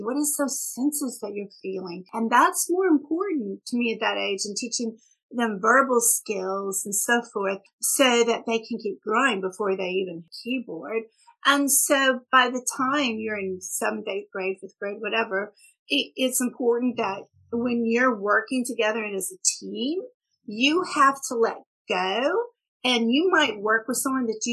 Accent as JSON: {"language": "English", "area": "Houston area", "region": "Texas", "country": "United States", "tie": "born or raised there", "also_born_or_lived": "Tulsa, Oklahoma / Dubai", "accent": "Texas", "moved": "yes", "said": "mom and daddy moved, daddy's job changed down to Texas in the Houston area. And so I came when I was about 14 months."}